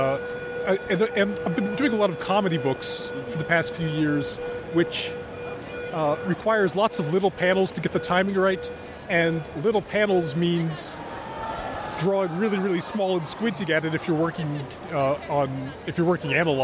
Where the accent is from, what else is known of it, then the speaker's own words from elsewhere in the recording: Portland, Oregon, United States; Rose City Comic Con, which is my hometown show